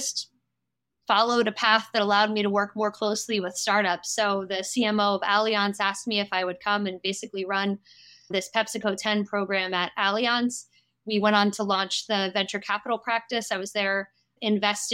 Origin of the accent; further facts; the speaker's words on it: United States; accent: American; moved away as an adult; now in France; I have been living in Europe for more than 15 years, but I am American, as I'm sure you can hear from my accent